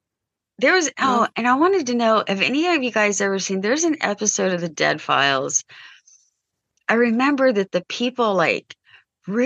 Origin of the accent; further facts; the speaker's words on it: United States; but I'm American.